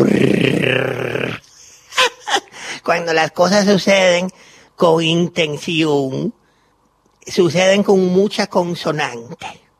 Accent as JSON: {"language": "Spanish", "country": "Cuba", "lives_now": "Argentina", "said": "Soy cubana y estoy aquí en Maipú 555."}